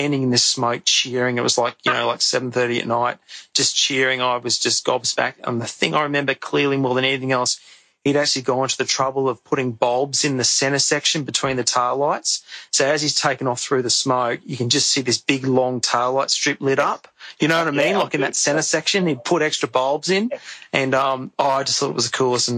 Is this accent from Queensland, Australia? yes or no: yes; Brisbane, Queensland, Australia; I grew up in the Gap in Brisbane